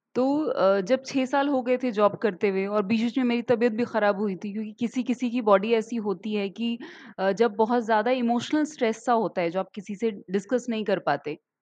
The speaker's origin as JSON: {"language": "Hindi", "town": "Chandpur", "region": "Uttar Pradesh", "country": "India", "tie": "born or raised there", "said": "मैं उत्तर प्रदेश से हूँ और चाँदपुर डिस्ट्रिक्ट बिजनौर जो काफ़ी पिछड़ा हुआ इलाका हुआ करता था उस वक़्त का।"}